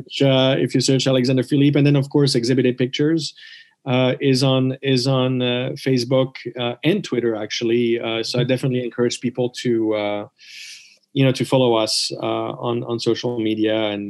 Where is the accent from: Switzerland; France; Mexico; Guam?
Switzerland; growing up in Switzerland